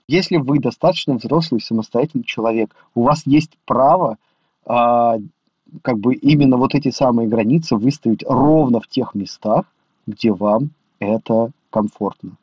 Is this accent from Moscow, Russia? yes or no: no; Ulyanovsk, Ulyanovsk Oblast, Russia; я из Ульяновска